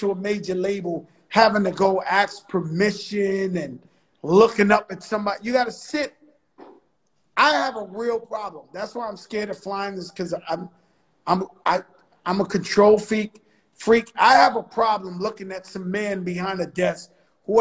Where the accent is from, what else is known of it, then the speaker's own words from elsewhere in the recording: New York City, New York, United States; I grew up in the Bronx where hip hop started